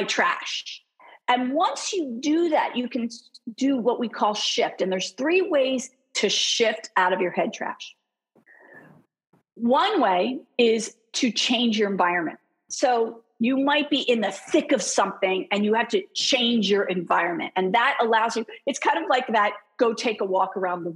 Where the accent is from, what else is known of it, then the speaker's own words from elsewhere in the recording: Philadelphia, Pennsylvania, United States; I'm from Philly.